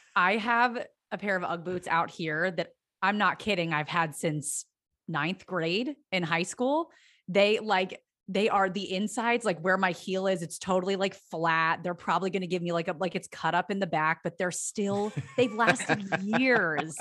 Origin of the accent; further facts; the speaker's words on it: Pennsylvania, United States; now in Los Angeles, United States; I'm from Pennsylvania